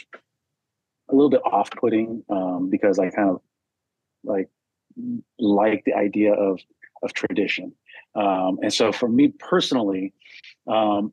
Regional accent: United States; also born or lived in Arizona; I grew up Catholic in California and Arizona

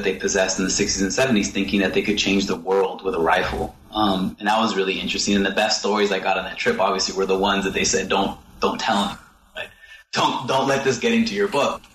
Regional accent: United States; I'm from the United States

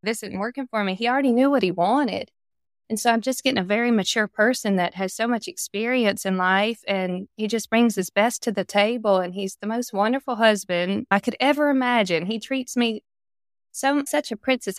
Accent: South Carolina, United States; I grew up just in the South

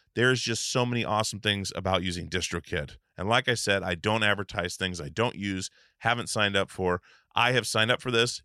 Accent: Alaska, United States; I grew up in Alaska, like with the the Portugal guys. Like we grew up on a I grew up on an island, moved up to the mainland when I was eleven

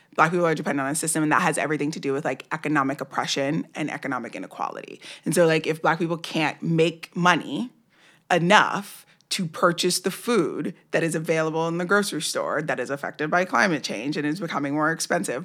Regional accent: New York City, New York, United States; I grew up in New York.

